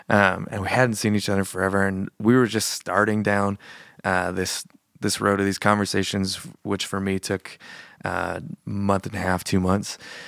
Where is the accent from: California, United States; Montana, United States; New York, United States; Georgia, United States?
Montana, United States; Billings; also born or lived in Australia; I was born in Billings.